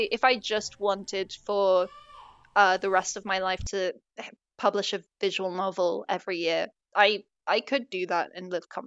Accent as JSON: {"language": "English", "country": "United States", "said": "I, I am American"}